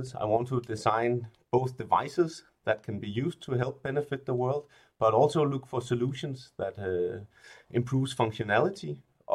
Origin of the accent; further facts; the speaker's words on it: Denmark; I'm from Denmark, so it's really natural that I started playing with Legos at a really young age